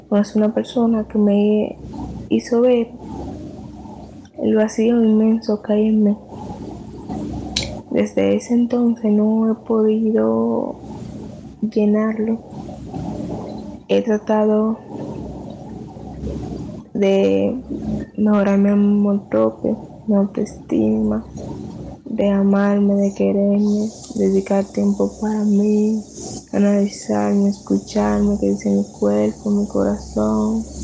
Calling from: Dominican Republic; Hola Julio, un gusto. … de República Dominicana.

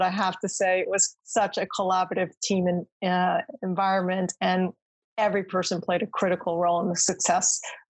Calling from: Sonoma, California, United States; I'm in beautiful Sonoma, California, wine country, just about an hour north of San Francisco.

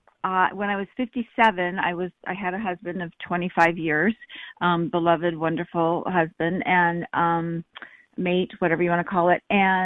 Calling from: San Diego, California, United States; Hi, it's me. Hi, Callie. … I'm calling from San Diego.

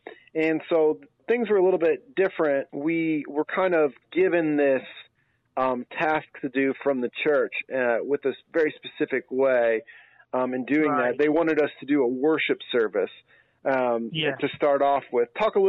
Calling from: Indiana, United States; I'm calling from Indiana, and it is cold and wet here

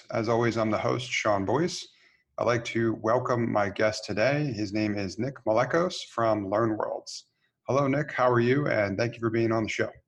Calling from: Cyprus; So um, I'm calling from Cyprus.

